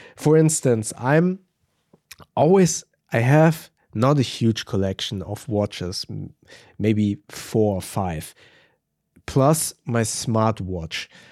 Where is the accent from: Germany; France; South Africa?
Germany